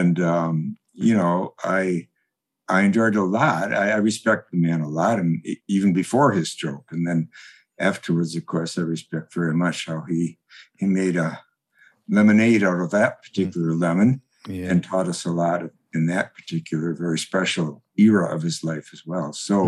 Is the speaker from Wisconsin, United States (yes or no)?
yes; Madison, Wisconsin, United States; I grew up in Wisconsin, Madison, Wisconsin